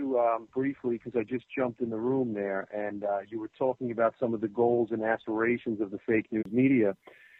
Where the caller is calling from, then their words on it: New Jersey, United States; Hi, Michael. … I'm from New Jersey.